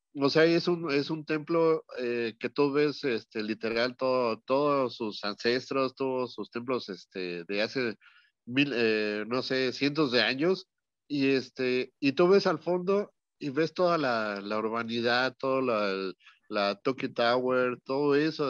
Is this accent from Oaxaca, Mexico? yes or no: no; Mexico City, Mexico; also born or lived in Los Angeles; yo soy de la Ciudad de México, pero ahorita estoy aquí en Los Ángeles